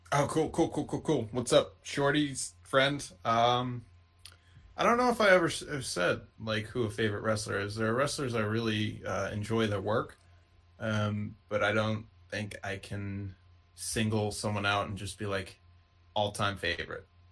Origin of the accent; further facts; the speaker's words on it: outside of Boston, Massachusetts, United States; I was born outside of Boston